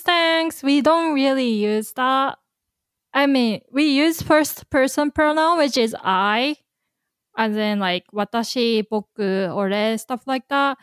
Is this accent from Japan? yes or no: yes; Kanagawa, Japan; Nihon no Kanagawaken no Shushin desu. I'm from Kanagawa Prefecture